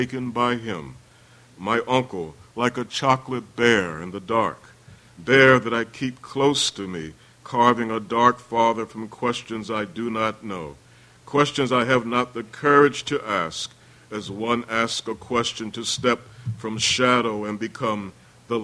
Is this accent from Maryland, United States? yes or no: yes; Baltimore, Maryland, United States; I'm from the East Side